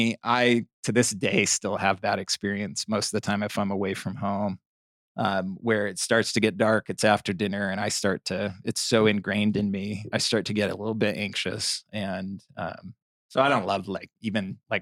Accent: Bountiful, Utah, United States; also born or lived in Provo, Utah; I grew up in Bountiful, Utah

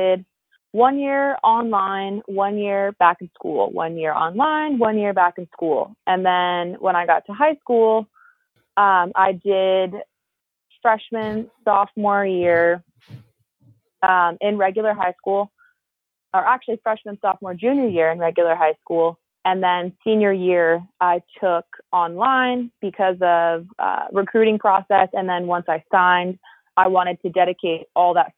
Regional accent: California, United States; So I grew up in California.

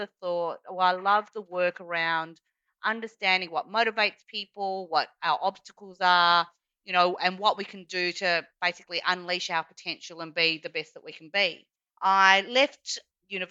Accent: Australia; accent: Australian; I am Chinese by background, although born here as per my Australian accent

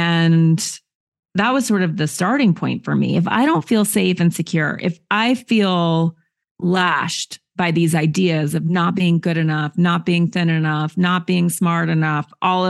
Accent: Montana, United States; I grew up in nature in Montana to liberal parents who are not patriarchal at all.

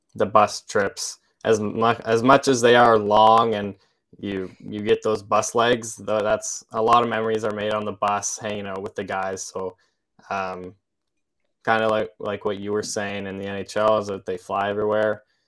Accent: Olds, Alberta, Canada; also born or lived in Saskatoon, Saskatchewan; from Olds, Alberta

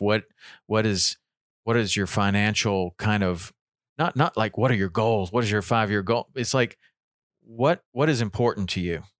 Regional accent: Tennessee, United States; I grew up in Tennessee

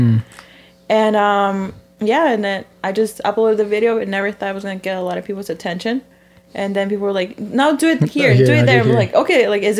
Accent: Chicago, Illinois, United States; moved away as an adult; now in Los Angeles, United States; I'm from Chicago, right?

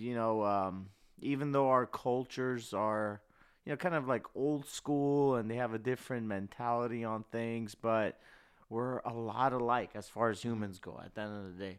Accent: Burbank, California, United States; I grew up here in Cali, in Burbank

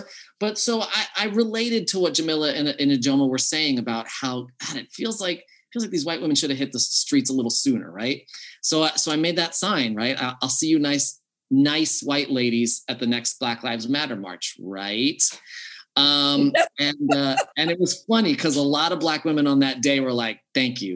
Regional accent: United States; I grew up in America

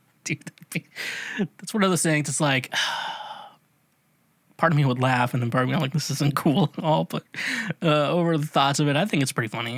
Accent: Midwest, United States; I grew up in the Midwest

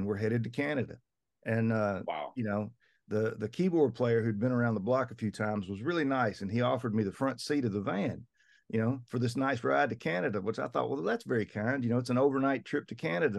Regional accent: the South, United States; We're both from the South.

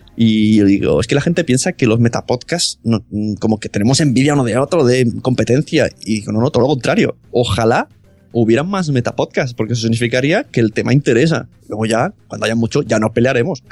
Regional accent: Catalonia, Spain; mi pueblo es de de Cataluña

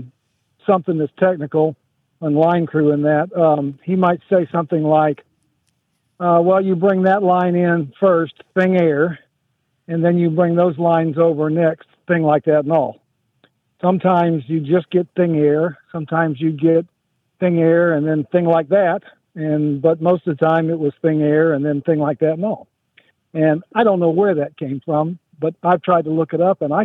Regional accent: Orlando, Florida, United States; also born or lived in Live Oak, Florida; We grew up in Central Florida around Orlando.

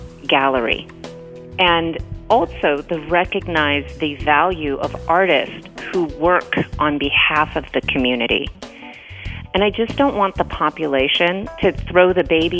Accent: Los Angeles, California, United States; now in Northern California, United States; I grew up in Venice, California.

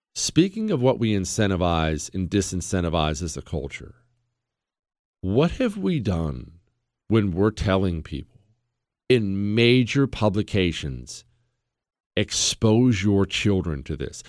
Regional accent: United States; I'm an American.

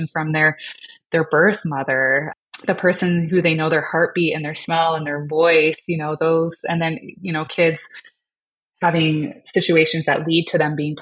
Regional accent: Canada; I'm Canadian

